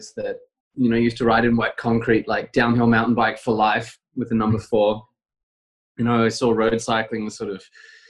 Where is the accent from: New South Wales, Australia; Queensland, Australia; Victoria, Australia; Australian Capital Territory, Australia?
Australian Capital Territory, Australia; Canberra; also born or lived in Brisbane; now in Girona, Spain; I was born there, but I was very quickly taken away and moved to Canberra